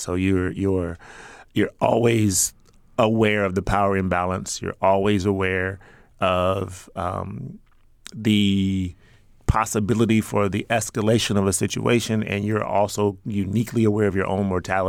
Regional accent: Chicago, Illinois, United States; I grew up in the South Shore community on the south side of Chicago, at least for a time. We lived everywhere.

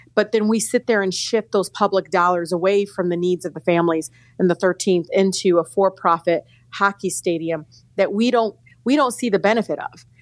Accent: Detroit, Michigan, United States; growing up in Detroit, which is 85% African American, going to Detroit public schools all my life

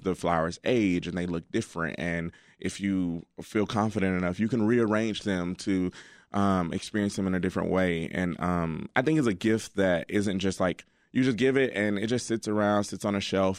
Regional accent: Alabama, United States; now in Chicago, United States; I'm from Alabama, and um, my dad and mom still live down there

